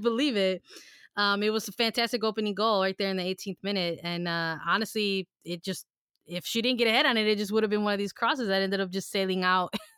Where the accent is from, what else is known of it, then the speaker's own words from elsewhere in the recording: Chicago, Illinois, United States; we're from Chicago